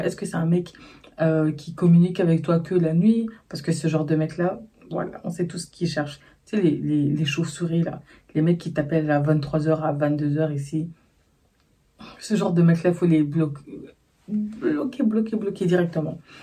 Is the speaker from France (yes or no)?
no; Brussels, Brussels-Capital Region, Belgium; je suis née, j'ai grandi à Bruxelles